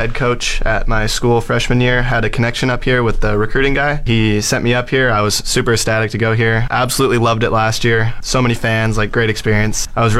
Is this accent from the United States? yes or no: no; Ladner, British Columbia, Canada; I'm a catcher for the Giants. I'm from Ladner, British Columbia